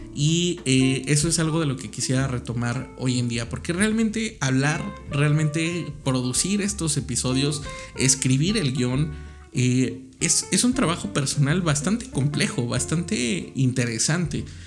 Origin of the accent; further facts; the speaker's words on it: Mexico; tal como somos los mexicanos